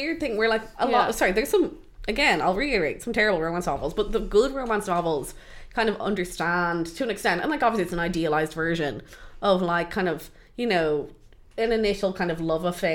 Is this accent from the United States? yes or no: no; Dublin, Leinster, Ireland; I'm born and raised in Dublin